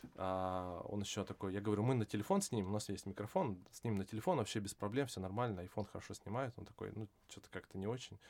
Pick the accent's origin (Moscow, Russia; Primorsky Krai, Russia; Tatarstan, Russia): Primorsky Krai, Russia; Vladivostok; moved away; also born or lived in Ireland / Singapore / France; я э, вырос во Владивостоке